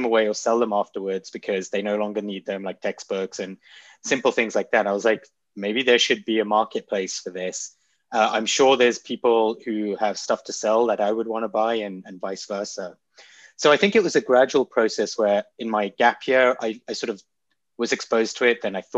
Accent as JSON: {"language": "English", "region": "London", "country": "United Kingdom", "tie": "born or raised there", "also_born_or_lived": "Nairobi, Kenya / South East England", "said": "So I grew up in London. My dad's family was from Kenya. So I spent a few years in Kenya, Nairobi, then moved to London, and then pretty much kind of grew up in Southeast England."}